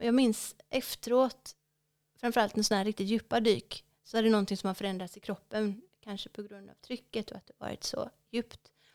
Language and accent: Swedish; West Coast, Sweden; mitt hemmahav eh, på västkusten. Ja. För det är där jag är uppvuxen, så det känns som hemma.